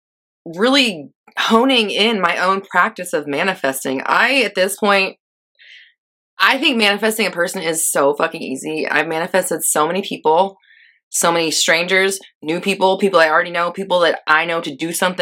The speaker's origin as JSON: {"language": "English", "town": "Los Angeles", "region": "California", "country": "United States", "also_born_or_lived": "Denver, Colorado", "moved": "yes", "said": "I'm actually from LA, but I lived there for a long time."}